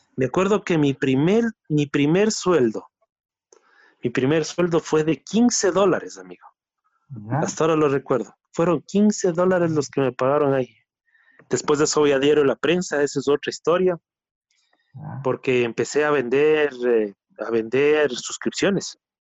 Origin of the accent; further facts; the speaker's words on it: Ecuador; uno de los dos representantes ecuatorianos